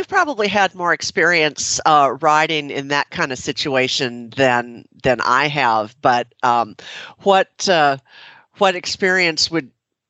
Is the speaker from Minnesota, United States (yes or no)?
yes; Minnesota, United States; now in Tennessee, United States; I grew up in Minnesota. I'm in Tennessee now